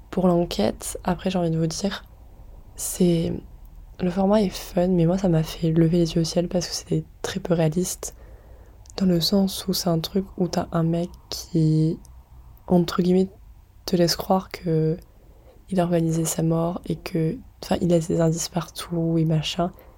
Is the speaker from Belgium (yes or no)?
no; France; on est français